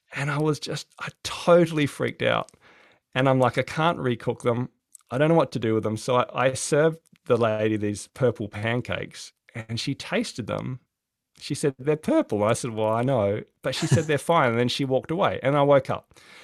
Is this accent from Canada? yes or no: no; Adelaide, South Australia, Australia; now in Hobart, Australia; I'm from Adelaide originally, so I used to love the warmth